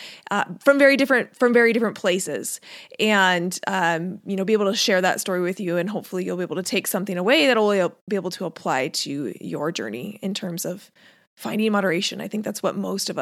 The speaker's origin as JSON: {"language": "English", "town": "Seattle", "region": "Washington", "country": "United States", "tie": "born or raised there", "said": "I grew up in Seattle, lived in Seattle, graduated from Seattle. That was all I ever knew"}